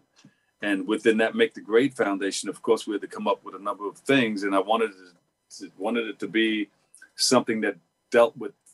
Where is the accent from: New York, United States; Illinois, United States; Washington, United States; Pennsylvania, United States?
New York, United States; New York City; the neighborhood where I grew up in Queensbridge